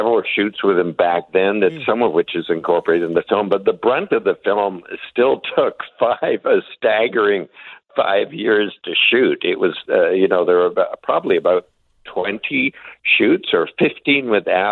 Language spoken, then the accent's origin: English; Canada; as a Canadian